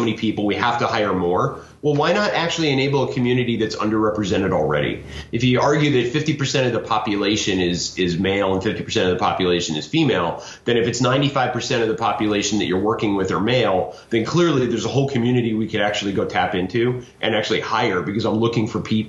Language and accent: English; United States; I might start as an American